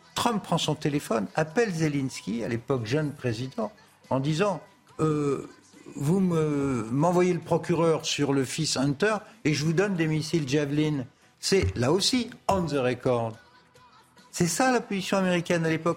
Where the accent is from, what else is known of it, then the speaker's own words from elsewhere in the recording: France; nous on est Français